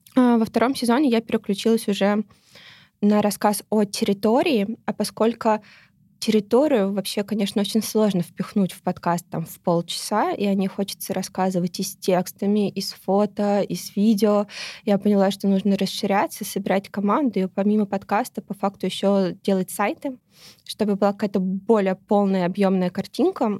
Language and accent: Russian; Moscow, Russia; я родилась в Москве, и Москва для меня какая-то база